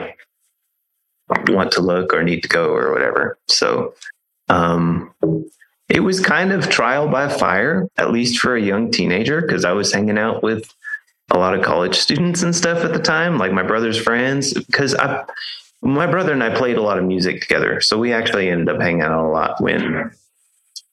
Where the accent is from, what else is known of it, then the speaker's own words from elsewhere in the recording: California, United States; now in Missouri, United States; the area that I grew up in California